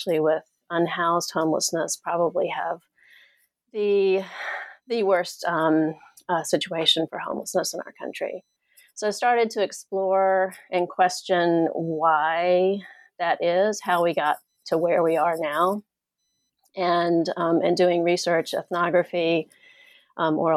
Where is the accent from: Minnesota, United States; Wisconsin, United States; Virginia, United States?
Virginia, United States; Richmond; moved away as an adult; now in Seattle, United States; my own experience with homelessness as a young adult in my hometown of Richmond, Virginia